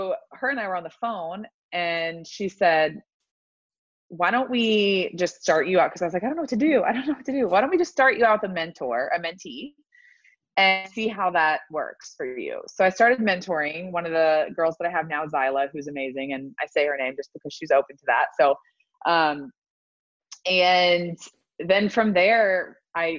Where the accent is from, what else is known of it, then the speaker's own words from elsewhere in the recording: Louisville, Kentucky, United States; moved away as an adult; also born or lived in Florida; I grew up in Louisville, Kentucky